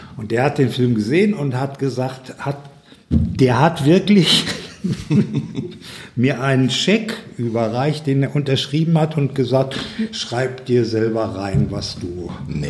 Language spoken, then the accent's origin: German; Ruhr area, North Rhine-Westphalia, Germany; bei uns im Ruhrgebiet